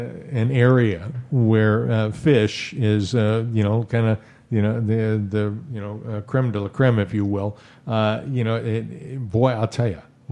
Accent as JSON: {"language": "English", "region": "Midwest", "country": "United States", "moved": "yes", "lives_now": "Florida Keys, United States", "said": "I'm from the Midwest"}